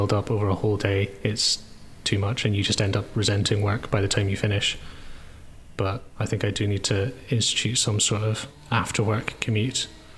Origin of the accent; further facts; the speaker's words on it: Edinburgh, Scotland, United Kingdom; now in Manchester, United Kingdom; But I moved here just over a year ago. I'm in Manchester from Edinburgh.